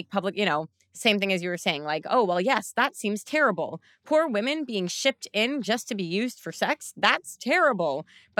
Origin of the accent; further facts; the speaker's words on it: Canada; we as a Canadian.